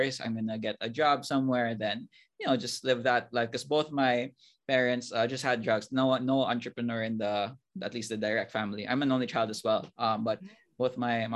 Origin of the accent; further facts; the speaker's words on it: Cebu City, Central Visayas, Philippines; I'm from Cebu, born and raised here all my life